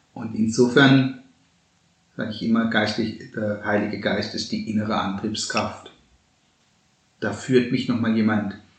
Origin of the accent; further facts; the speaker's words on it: Baden-Baden deanery, Baden-Württemberg, Germany; moved away; bei uns im Dekanat Baden-Baden, wo ich herkomme.